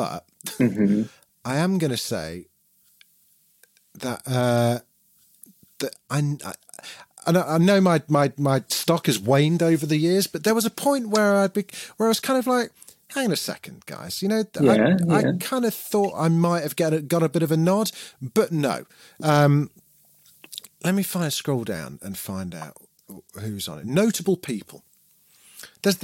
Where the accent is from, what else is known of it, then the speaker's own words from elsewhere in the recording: Derby, East Midlands, United Kingdom; I'm from Derby.